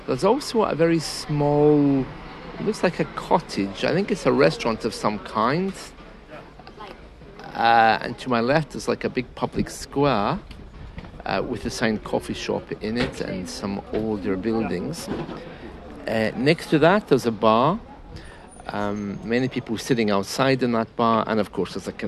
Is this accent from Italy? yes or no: no; United Kingdom; I'm British.